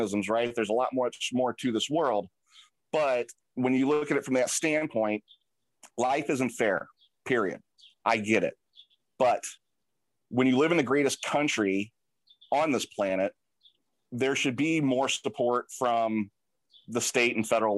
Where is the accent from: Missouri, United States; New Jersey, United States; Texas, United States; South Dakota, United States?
Missouri, United States; St. Louis; I'm from St. Louis